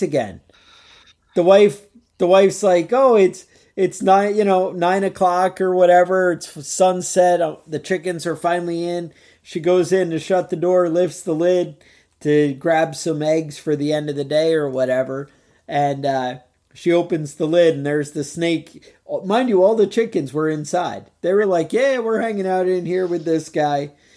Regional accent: Woodstock, New York, United States; growing up in Woodstock

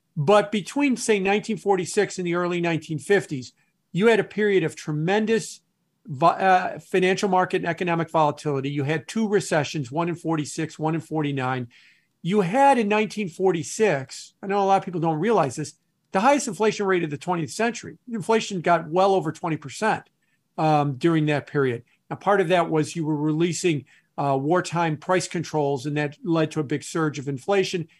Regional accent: Chicago, Illinois, United States; also born or lived in New York City / Milwaukee, Wisconsin; I'm a Midwesterner. I've, um, was born and raised in the Chicago area, left and went to New York for several years, and now I'm back in the Chicago area.

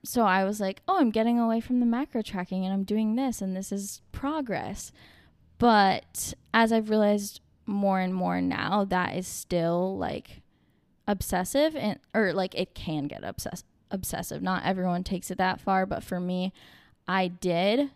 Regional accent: Vermont, United States; moved away as an adult; now in Boston, United States; I was born in Vermont, raised in Vermont

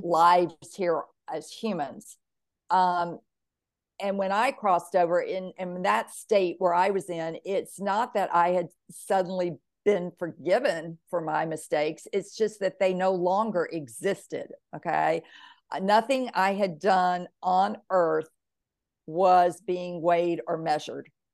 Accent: Mississippi, United States; growing up in Mississippi, all I knew about soul was soul food and soul music

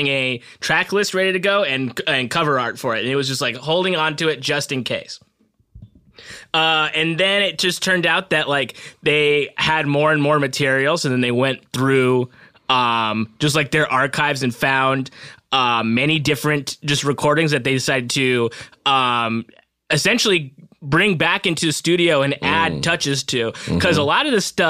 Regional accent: Southern California, United States; I'm from Southern California

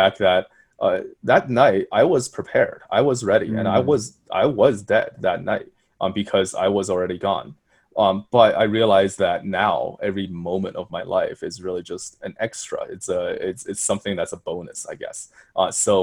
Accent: Colorado, United States; also born or lived in China; I'm from Colorado

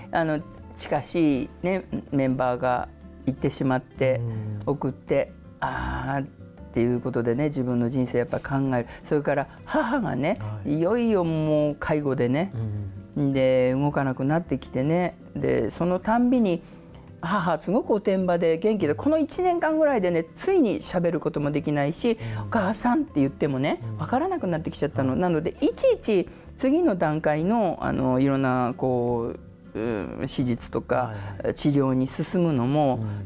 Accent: Tokyo, Japan; うち東京の人間だけど

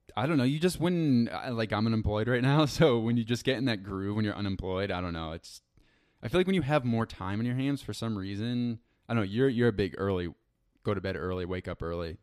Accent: around New York City, United States; now in New York City, United States; I grew up around New York City

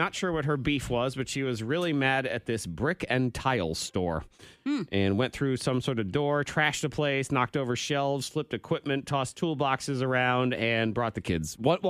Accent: New England, United States; we grew up in New England

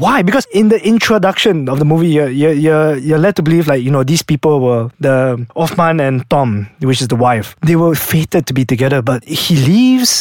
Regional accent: Malaysia; I'm Malaysian

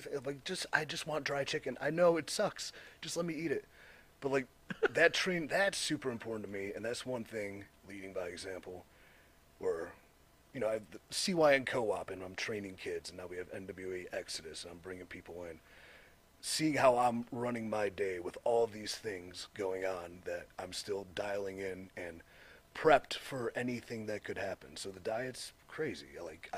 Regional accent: Cleveland, Ohio, United States; I'm from Cleveland. It's my hometown, right?

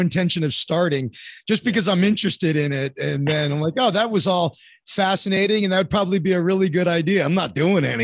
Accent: North Miami Beach, Florida, United States; moved away as an adult; also born or lived in Orlando / New York / Chicago; now in Santa Monica, United States; I was born and raised in North Miami Beach, Florida.

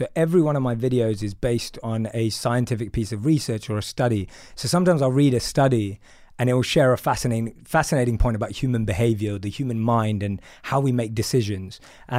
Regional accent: London, United Kingdom; So I'm from London. I grew up in a place called Wood Green in North London. And my background's very much, my parents practice certain religious rituals, but not religious in the overall sense. I grew up eating meat.

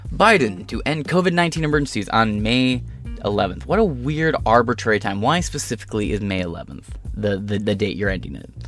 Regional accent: Michigan, United States; in Detroit, you know, in my home state of Michigan

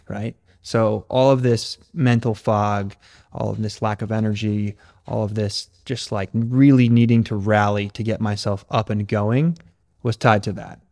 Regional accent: Connecticut, United States; moved away; also born or lived in California; I'm from Connecticut originally.

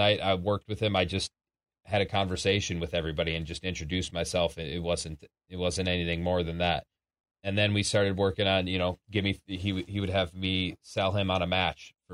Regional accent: Minneapolis, Minnesota, United States; my hometown at the Target Center, where I've grown up and gotten to so many games over the years of the Timberwolves

